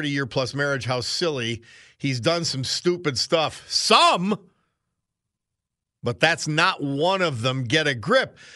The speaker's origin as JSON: {"language": "English", "region": "Pennsylvania", "country": "United States", "said": "Hey, I'm from Pennsylvania. We don't go for some of this craziness."}